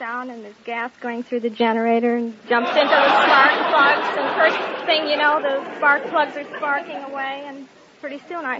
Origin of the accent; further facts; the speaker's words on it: River Falls, Wisconsin, United States; moved away; I'm originally from River Falls, Wisconsin.